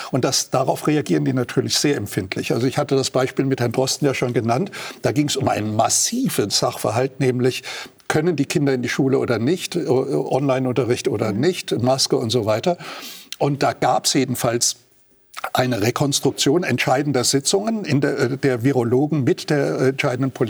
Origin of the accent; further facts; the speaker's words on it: Germany; weil zumindest bei uns in Deutschland einige der führenden Experten mittlerweile Medienstars sind